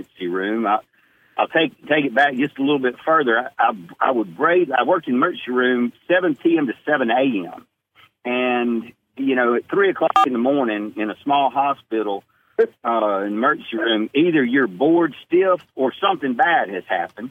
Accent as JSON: {"language": "English", "town": "Jackson", "region": "Mississippi", "country": "United States", "tie": "born or raised there", "lives_now": "Starkville, United States", "said": "Born in Jackson, Mississippi."}